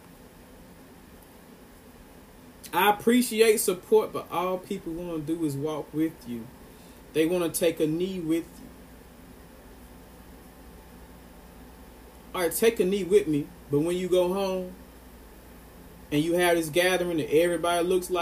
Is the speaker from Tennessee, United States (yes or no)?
yes; Ripley, Tennessee, United States; I'm from Ripley, Tennessee.